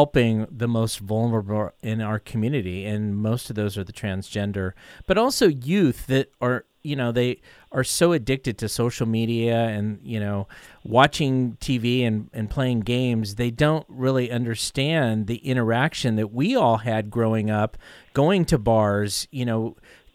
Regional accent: Bay Area, California, United States; I grew up in the Bay Area

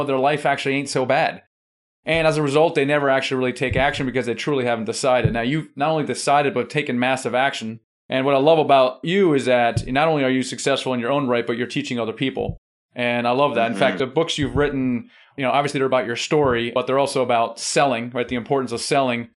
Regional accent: Germany; I'm German.

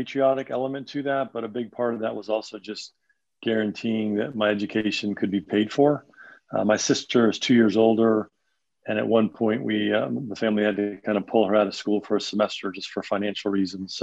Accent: an hour north of New York City, United States; moved away; also born or lived in Long Island; I am from New York. Grew up just about an hour north of New York City, born in Long Island

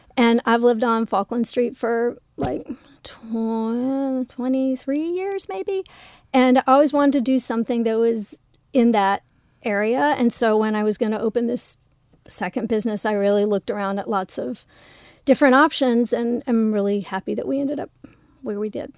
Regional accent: South Carolina, United States; also born or lived in Los Angeles; now in Toronto, Canada; I'm from South Carolina. I was born and raised there.

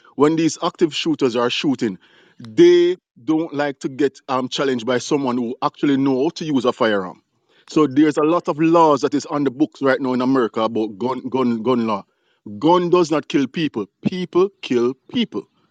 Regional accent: Jamaica; now in United States; I'm from Jamaica. I'm here in the US.

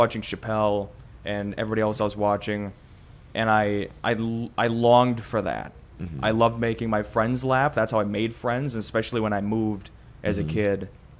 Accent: Peshtigo / Oconto Falls, Wisconsin, United States; also born or lived in Marinette, Wisconsin / Whitewater, Wisconsin; now in Appleton, United States; And I moved from Pesh to go.

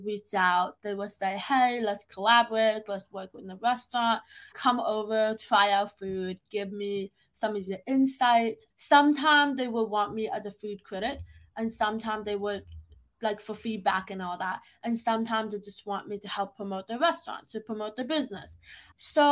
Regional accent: New York, United States; I was born and raised in New York

